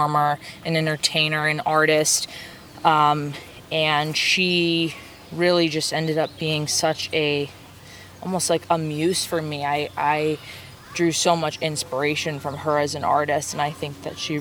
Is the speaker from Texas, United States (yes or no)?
no; New York, United States; moved away as an adult; also born or lived in Phoenix, Arizona / Long Island, New York; now in Los Angeles, United States; we moved to New York City, where I attended high school